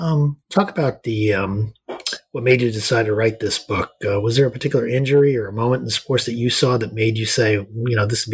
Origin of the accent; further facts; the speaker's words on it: Boynton Beach, Florida, United States; I did as well, in Boynton Beach.